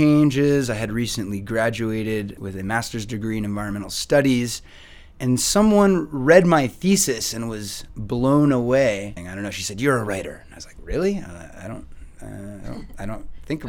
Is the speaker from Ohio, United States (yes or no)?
no; San Francisco, California, United States; moved away as an adult; now in Chile; I come from California, the northern part, San Francisco, and I've been in Chile for about 3 years now